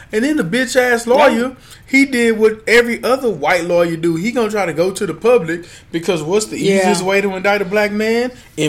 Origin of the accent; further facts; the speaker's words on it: Houston, Texas, United States; I'm from Houston.